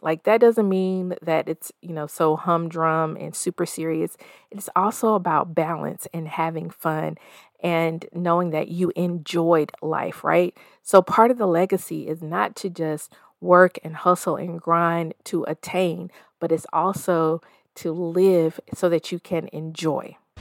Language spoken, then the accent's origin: English; the South, United States; moved away as an adult; also born or lived in Denver, Colorado; I'm a forty-plus-year-old woman raised in the South, currently splitting my time between the Mile High City and my hometown.